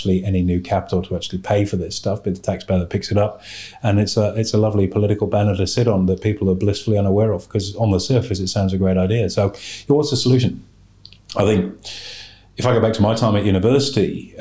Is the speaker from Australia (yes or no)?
yes; Australia